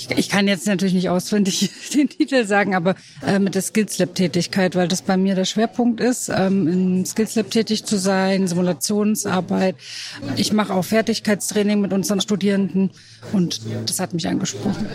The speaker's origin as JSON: {"language": "German", "town": "Tübingen", "region": "Baden-Württemberg", "country": "Germany", "also_born_or_lived": "Böblingen / Esslingen / Schwäbisch Gmünd", "said": "ich komme aus Tübingen und arbeite aber an der ähm, PH in Schwäbisch Gmünd"}